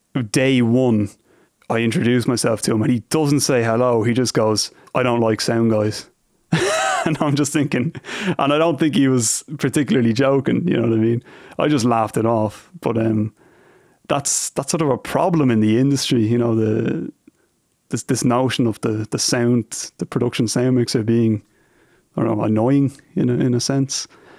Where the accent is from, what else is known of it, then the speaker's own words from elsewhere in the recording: Ireland; now in United States; about working in the US for me is I find it quite easy to diffuse situations purely based on the novelty of being Irish.